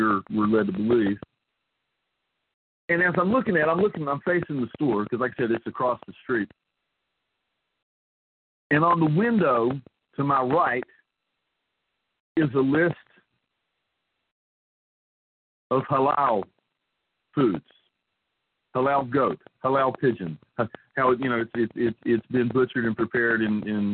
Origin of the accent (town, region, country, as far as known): southern West Virginia, United States; born or raised there; moved away as an adult